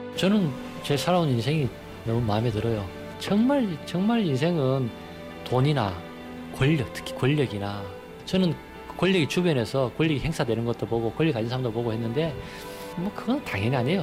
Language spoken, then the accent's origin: Korean; Andong, North Gyeongsang, South Korea; moved away; 제 고향인 안동에서도